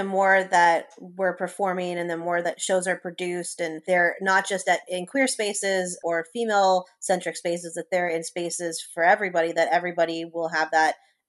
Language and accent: English; Los Angeles, California, United States; moved away as an adult; now in New Orleans, United States; I'm originally from Los Angeles. At 18, I wanted to leave there so badly.